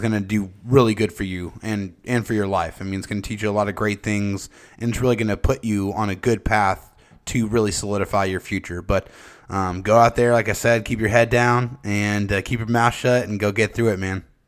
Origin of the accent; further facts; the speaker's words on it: San Diego, California, United States; we are all from San Diego